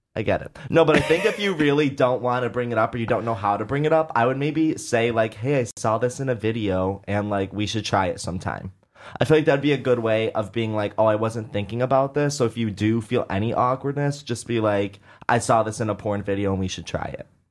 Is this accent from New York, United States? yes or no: yes; Syracuse, New York, United States; moved away as an adult; now in New York, United States; I grew up in Syracuse